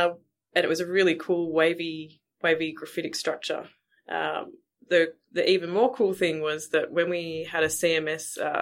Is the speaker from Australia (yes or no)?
yes; Melbourne, Victoria, Australia; I'm originally from Melbourne